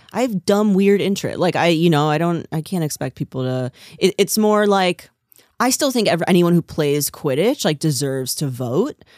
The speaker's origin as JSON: {"language": "English", "region": "New Jersey", "country": "United States", "moved": "yes", "said": "I'm from New Jersey"}